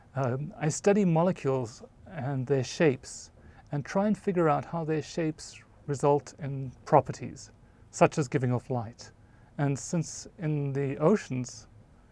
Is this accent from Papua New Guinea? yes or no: no; South Africa; moved away; I grew up in South Africa, right in the middle of the country